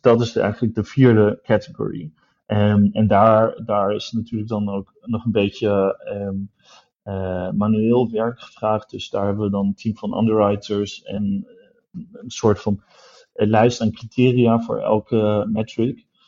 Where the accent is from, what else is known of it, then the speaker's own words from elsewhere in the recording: Düsseldorf, North Rhine-Westphalia, Germany; moved away; ik, ben in Düsseldorf opgegroeid, dus ik kom uit het Roergebied, Noord-Rijn-Westfalen